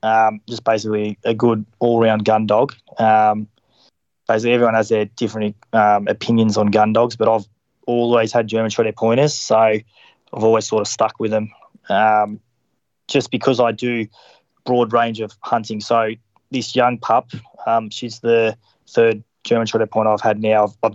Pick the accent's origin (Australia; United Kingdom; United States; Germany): Australia; Melbourne, Victoria; Melbourne, Victoria.